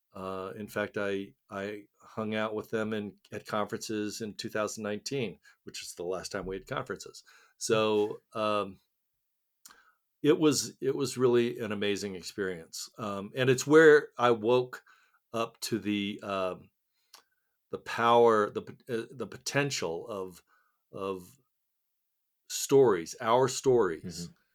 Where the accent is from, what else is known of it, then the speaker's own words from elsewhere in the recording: Littleton, Colorado, United States; also born or lived in Seoul, Korea; I grew up in Littleton, Colorado